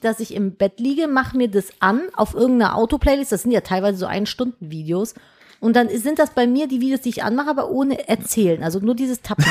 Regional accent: Cologne, North Rhine-Westphalia, Germany; ich bin Kölnerin

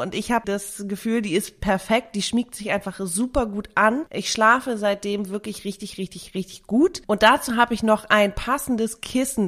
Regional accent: Germany; also born or lived in Greece / Sicily; damit bin ich halt aufgewachsen. Also neben mhm. Deutschland natürlich

